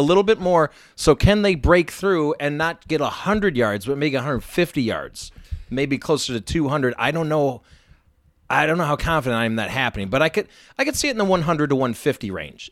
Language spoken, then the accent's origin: English; Indiana, United States; I grew up in Indiana